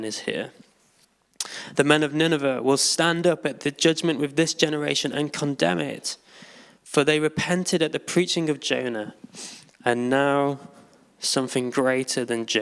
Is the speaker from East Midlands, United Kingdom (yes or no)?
yes; Derbyshire, East Midlands, United Kingdom; moved away as an adult; now in London, United Kingdom; I'm originally from Derbyshire